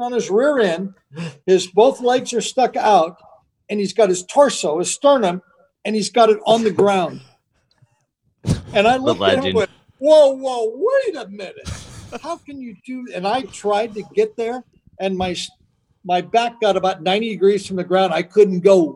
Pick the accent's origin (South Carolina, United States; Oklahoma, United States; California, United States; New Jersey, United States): California, United States; Garden Grove; also born or lived in Riverside, California; We moved from Garden Grove, California to Riverside